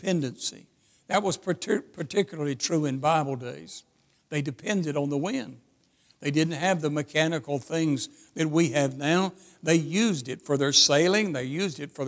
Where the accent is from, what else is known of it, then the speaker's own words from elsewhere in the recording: Birmingham, Alabama, United States; I come from Birmingham, Alabama